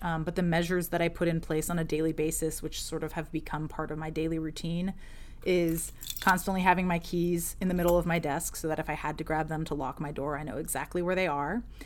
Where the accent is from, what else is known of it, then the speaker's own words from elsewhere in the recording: Ohio, United States; now in Alexandria, United States; originally from Ohio, in the Midwest of the U, of the United States, uh, from a very small town between Cleveland and Akron. Um, but now I live in Alexandria, Virginia